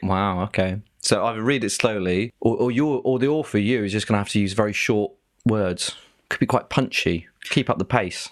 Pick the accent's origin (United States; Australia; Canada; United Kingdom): United Kingdom; Devon, South West England; we're both from Devon